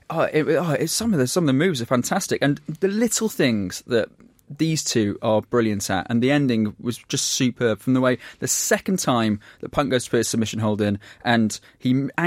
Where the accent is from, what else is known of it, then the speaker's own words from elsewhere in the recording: United Kingdom; we're saying that as four British people in a room.